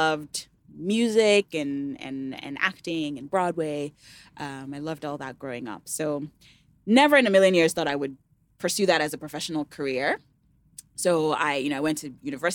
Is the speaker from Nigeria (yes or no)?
yes; Ede, Osun, Nigeria; also born or lived in United States; known for playing the talking drum in my hometown